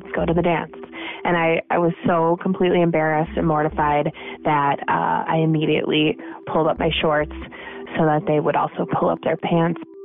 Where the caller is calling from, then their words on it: Minneapolis, Minnesota, United States; I'm calling from Minneapolis, Minnesota.